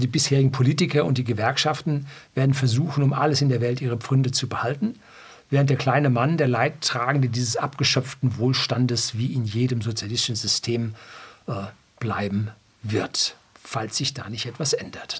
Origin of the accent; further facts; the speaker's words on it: Germany; bei uns in Deutschland